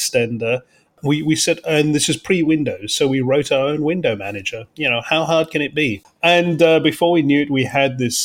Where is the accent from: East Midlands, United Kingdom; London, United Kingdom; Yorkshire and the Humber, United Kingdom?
London, United Kingdom; moved away; also born or lived in Cape Town, South Africa; I grew up in London. But was actually born in Cape Town in South Africa, at the tip of Africa. But I grew up in London from the age of 8